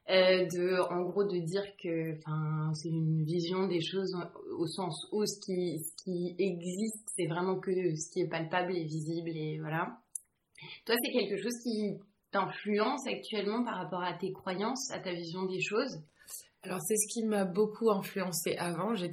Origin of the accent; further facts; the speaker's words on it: France; j'ai grandi euh, surtout en France, mais j'ai eu la chance d'être assez expatriée.